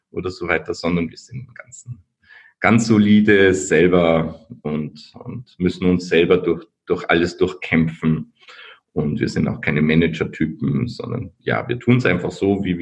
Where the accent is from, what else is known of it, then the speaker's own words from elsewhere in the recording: Linz, Upper Austria, Austria; Ich komme aus Linz, Österreich an der Donau, und heute ist 6. Dezember, mein Namenstag.